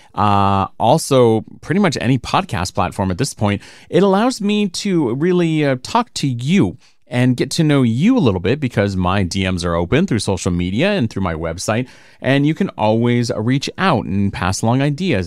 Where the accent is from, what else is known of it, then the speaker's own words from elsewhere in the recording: Rancho Cucamonga, California, United States; also born or lived in Upland, California / Poway, California / Naples, Italy / Los Angeles; I was born and raised in the Inland Empire. I'm an I E year through and through, born at San Antonio Hospital in Upland, grew up my first twelve years of life in Rancho Cucamonga in Alta Loma